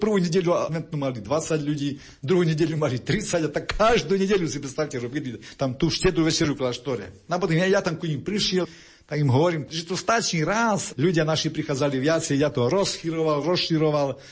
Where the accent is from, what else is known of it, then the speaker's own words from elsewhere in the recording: Košice, Košice Region, Slovakia; moved away as an adult; now in Chicago, United States; som z Košic